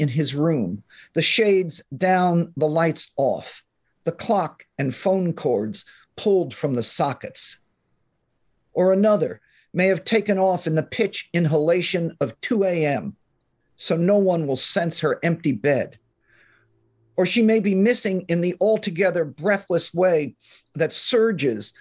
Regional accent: northern New Jersey, United States; also born or lived in Manhattan, New York; now in California, United States; I was born in Manhattan, raised in northern New Jersey. And I live in California now

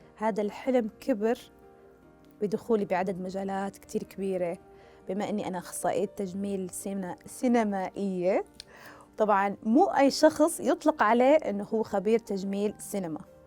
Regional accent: Saudi Arabia; أنا من مواليد السعودية

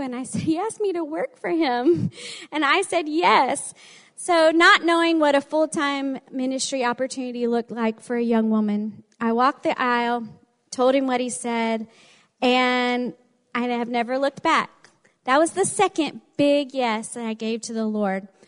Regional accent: the South, United States; accent: southern; With my southern accent

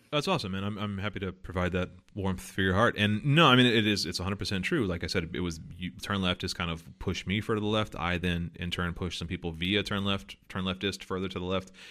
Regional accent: the South, United States; most of my family are, like, Southern conservatives 'cause I'm from the South

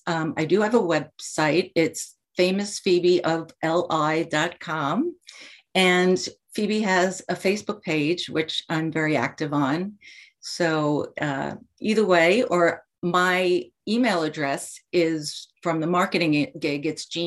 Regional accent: Commack, New York, United States; My first job was at the Comac Public Library when I was 16, 17. I grew up in Comac.

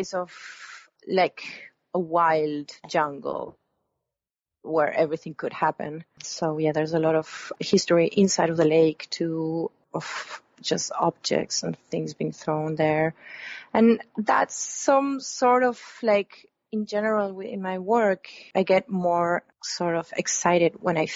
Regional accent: Buenos Aires, Argentina; moved away as an adult; now in Los Angeles, United States; I grew up in Buenos Aires.

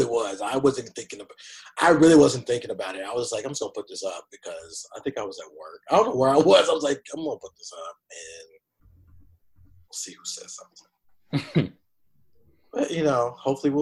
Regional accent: the South, United States; I'm from the South.

